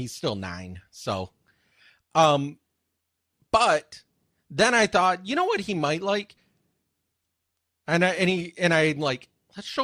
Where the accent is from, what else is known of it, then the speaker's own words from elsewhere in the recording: Michigan, United States; I grew up in Michigan where we get snow like that.